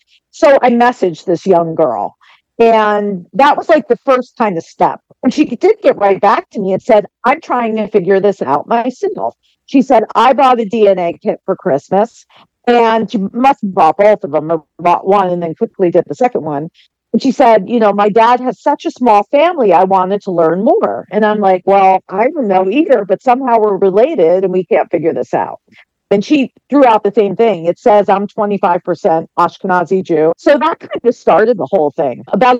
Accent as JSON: {"language": "English", "region": "Northeast", "country": "United States", "said": "I am from the Northeast. I currently live in New England, and I am 56 years old."}